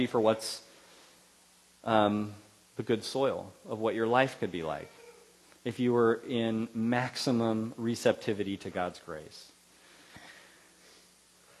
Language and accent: English; Central Valley, California, United States; Where I grew up in the Central Valley, there's a lot of farmers